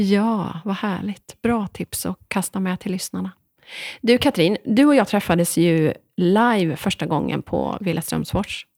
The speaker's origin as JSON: {"language": "Swedish", "area": "Dalsland", "region": "Västra Götaland", "country": "Sweden", "said": "två dalslänningar"}